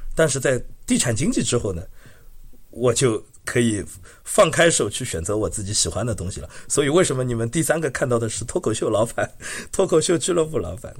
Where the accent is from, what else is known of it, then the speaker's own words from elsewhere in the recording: Shanghai, China; now in Montreal, Canada; 我是上海人嘛，我们从小都是看滑稽戏